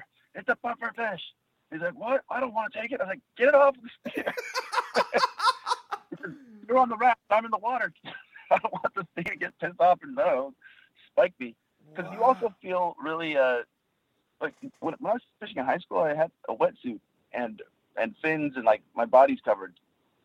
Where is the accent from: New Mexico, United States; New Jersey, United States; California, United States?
California, United States; Southern; because I grew up in Southern California